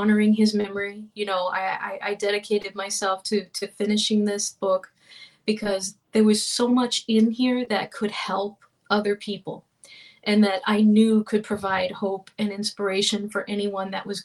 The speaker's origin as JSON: {"language": "English", "region": "Florida", "country": "United States", "tie": "born or raised there", "said": "We grew up in Florida."}